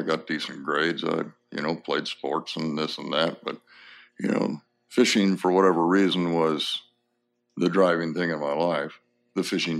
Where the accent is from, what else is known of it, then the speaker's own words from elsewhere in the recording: Pomona, California, United States; born there; I was born in Pomona, California, and when I was born, my father was in Normandy in July of 1944.